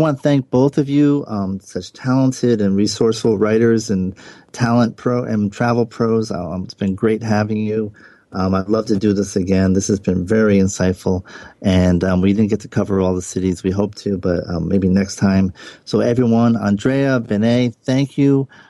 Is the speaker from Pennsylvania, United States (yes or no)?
no; Block Island, Rhode Island, United States; my hometown in Block Island, Rhode Island, which is a very quaint little island.